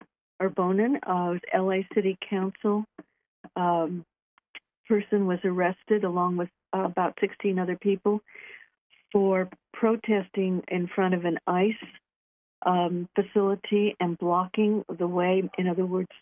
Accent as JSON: {"language": "English", "region": "California", "country": "United States", "said": "Yeah, and I'm from California."}